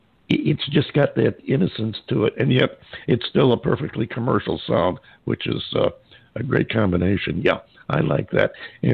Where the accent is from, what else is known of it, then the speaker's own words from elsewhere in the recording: upstate New York, United States; moved away; when I was a kid in upstate New York